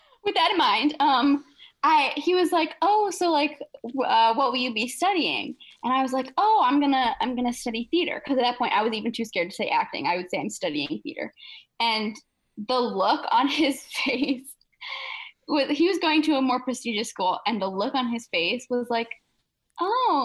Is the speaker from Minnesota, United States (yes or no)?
no; Michigan, United States; I'm from Michigan